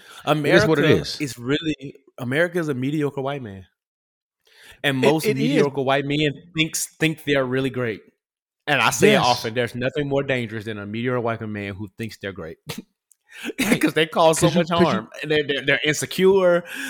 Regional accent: United States; being an American

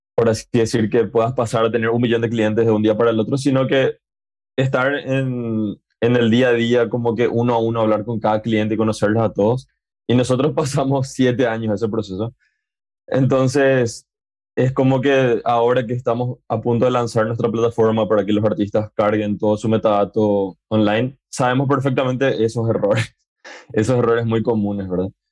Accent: Paraguay; en mi país, que, que bueno, en Paraguay

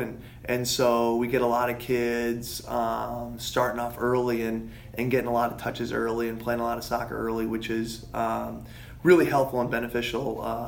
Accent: Carmel, Indiana, United States; moved away as an adult; now in Grinnell, United States; I was born in Carmel, Indiana, and grew up playing soccer there

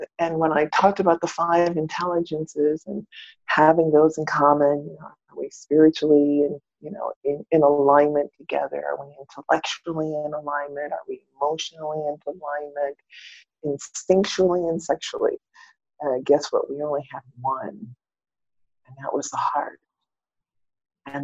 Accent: Maine, United States; born there; I am the fourth daughter of an African-American Air Force military family. That I was born in Maine, up north near the Canadian border.

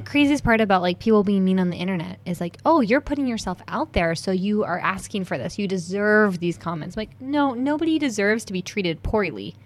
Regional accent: United States; being raised as an American

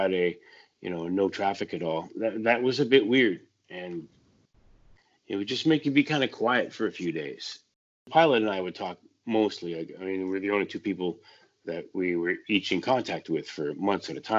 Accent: White Rock, British Columbia, Canada; I grew up in White Rock, so you could get Seattle radio on a clear night

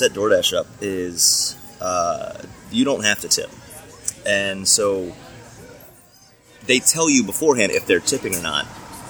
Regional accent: Maryland, United States; moved away as an adult; also born or lived in New York / Boston; now in Nashville, United States; when I was growing up in Maryland

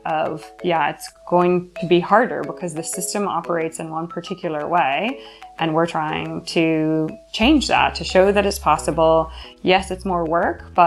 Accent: Louisville, Kentucky, United States; moved away as an adult; also born or lived in west of Ireland; now in Westport, Ireland; I'm originally from Louisville, Kentucky in the United States, and I've been living in the west of Ireland now for just over 4 years

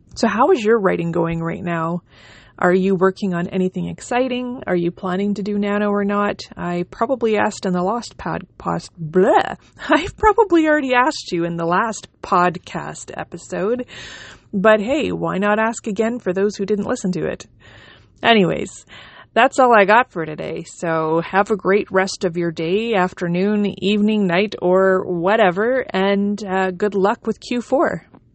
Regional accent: Canada; also born or lived in Manitoba; I am a Canadian independent author

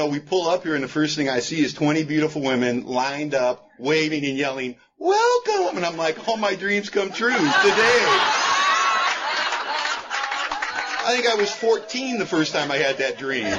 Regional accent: Los Angeles, California, United States; I was born and raised in Hollywood, California

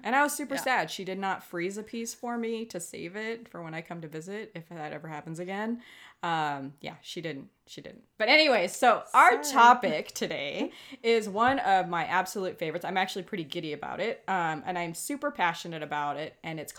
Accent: Hawaii, United States; I'm the Hawaiian that can only doggy paddle.

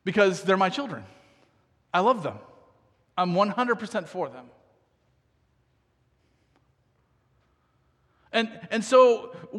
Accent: United States; I grew up in America

